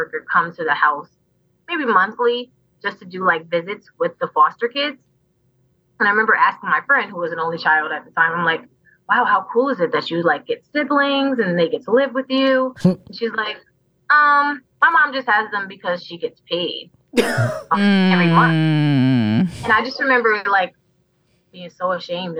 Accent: New York City, New York, United States; now in New Haven, United States; I was born in the Bronx

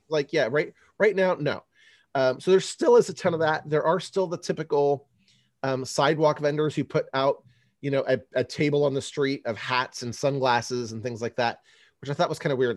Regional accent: California, United States; now in Chicago, United States; I grew up in California

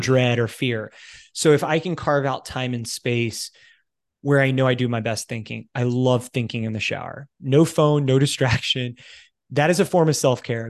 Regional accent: United States; moved away as an adult; also born or lived in United Kingdom / Italy; now in Canada; I'm American, I'm currently living in Canada

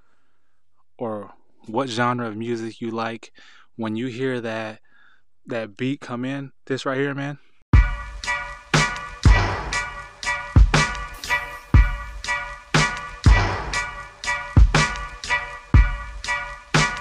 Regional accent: Southern California, United States; I am born and raised in Southern California

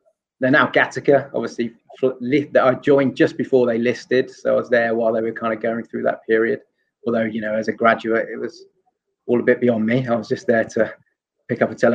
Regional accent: London, United Kingdom; also born or lived in Asia / South Coast of England; I'm actually from London

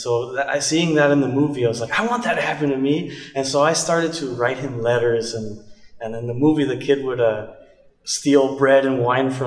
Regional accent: Idaho, United States; moved away as an adult; also born or lived in California; now in Hillsboro, United States; I was born in California, but I grew up in Idaho.

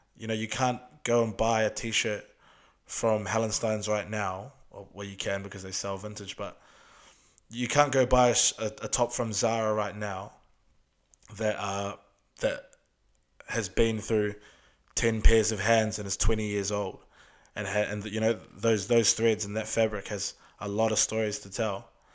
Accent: Auckland, New Zealand; we're from Auckland, we're from South Auckland.

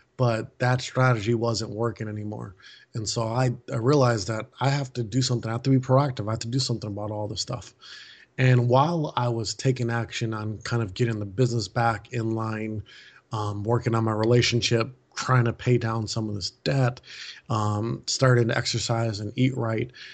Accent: Milwaukee, Wisconsin, United States; moved away as an adult; now in Maui, United States; we moved our family in April from Milwaukee, Wisconsin, where I was born and raised

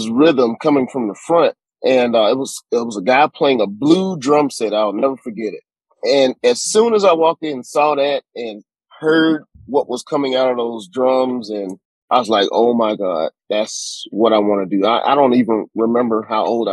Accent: Bessemer, Alabama, United States; also born or lived in Clovis, New Mexico; I grew up in Bessemer, Alabama, which is just outside of Birmingham.

